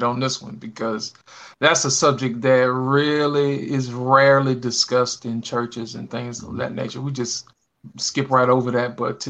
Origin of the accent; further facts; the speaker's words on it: Birmingham, Alabama, United States; I'm from Birmingham, Alabama